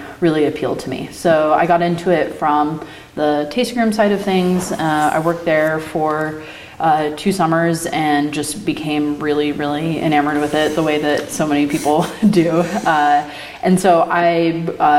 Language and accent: English; Beaverton, Oregon, United States; I grew up in the Portland area. I grew up in Beaverton in the suburbs